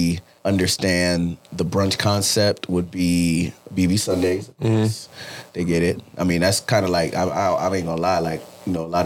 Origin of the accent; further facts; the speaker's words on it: North Miami Beach, Florida, United States; I went to high school in North Miami Beach